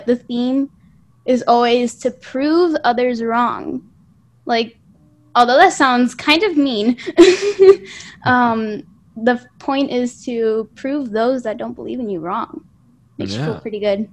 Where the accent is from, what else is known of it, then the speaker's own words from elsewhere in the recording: California, United States; I've never been outside of California in my life